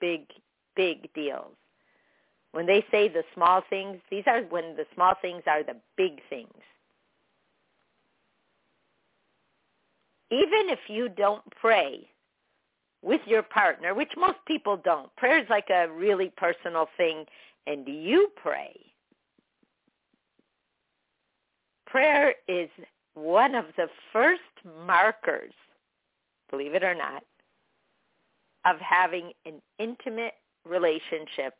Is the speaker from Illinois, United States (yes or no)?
yes; Chicago, Illinois, United States; I grew up with her in Chicago